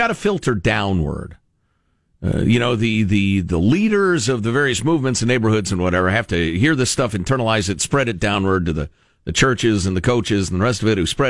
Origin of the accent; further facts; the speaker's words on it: Chicagoland, Illinois, United States; I grew up with it in Chicagoland.